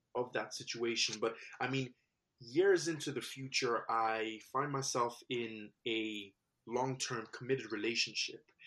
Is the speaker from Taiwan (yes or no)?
no; Nigeria; I was born in Nigeria